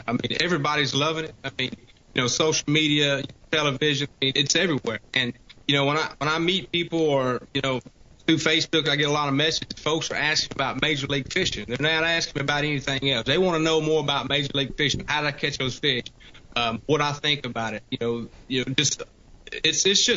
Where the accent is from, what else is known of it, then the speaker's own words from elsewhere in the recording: Louisiana, United States; accent: redneck coon ass; now in Alabama, United States; I'm from Louisiana and I live in Alabama now